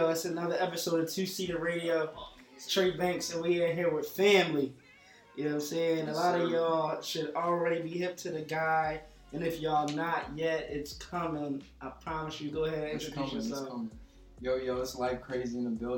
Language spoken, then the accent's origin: English; Maryland, United States; also born or lived in Ghana; I'm from Maryland, but I was born in Ghana, so, you know, I was there for, like, 4 years.